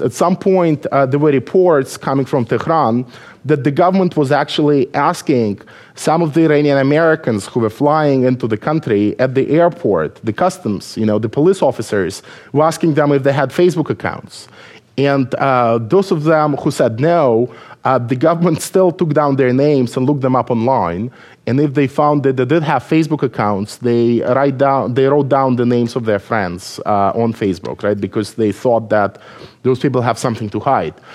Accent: Belarus; English is a second language; moved away as an adult; now in United States; I was born in Belarus

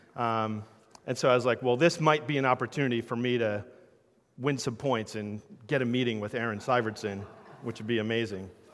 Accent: New Jersey, United States; I'm from South Jersey, so I'm a Sixers and Eagles fan

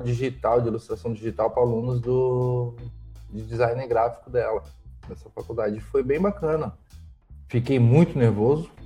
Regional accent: Itajaí, Santa Catarina, Brazil; eu sou de Itajaí

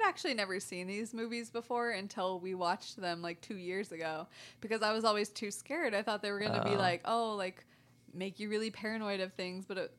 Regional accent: Sacramento, California, United States; born or raised there

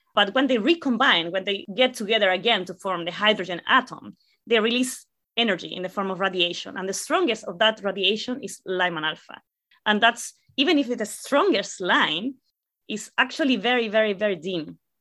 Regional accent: La Serena, Coquimbo, Chile; English is a second language; moved away; I am originally from Chile. I'm actually from a relatively small city called La Serena

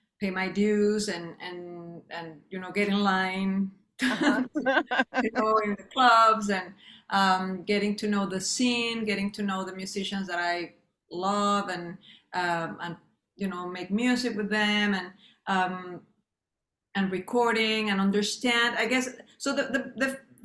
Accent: Mexico; moved away as an adult; also born or lived in Los Angeles, United States / Europe; now in New York, United States; I grew up in Mexico and then I just came to study in the States

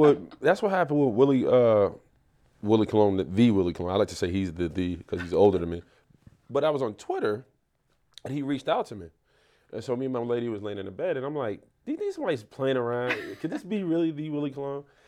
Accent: New York City, New York, United States; I grew up in the South Bronx. Uh, I went, I'm from Melrose Projects, one hundred fifty-sixth Street between Morrison and Cortland

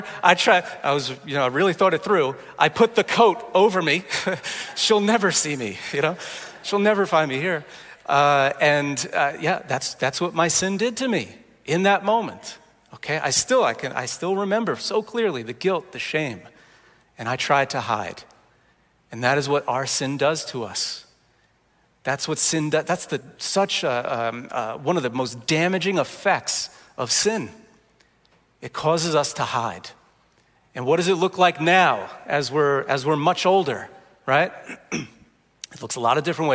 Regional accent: New Jersey, United States; I grew up in Jersey

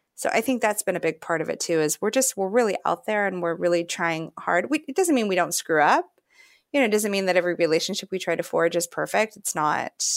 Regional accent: Fairbanks, Alaska, United States; I remember growing up in Fairbanks, Alaska

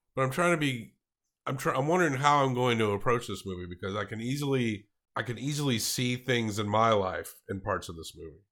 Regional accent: the South, United States; I grew up in the South, so you kinda had a lotta old school people

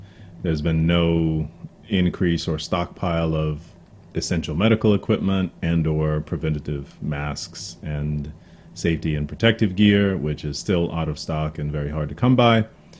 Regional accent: United States; I'm an American. You're an American. We're all Americans.

